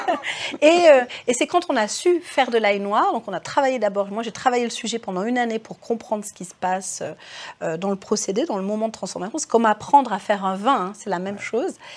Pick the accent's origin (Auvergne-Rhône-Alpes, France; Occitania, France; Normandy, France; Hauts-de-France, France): Auvergne-Rhône-Alpes, France; Cré; je suis née à Cré. J'étais bah, d'une famille d'agriculteurs de par mon papa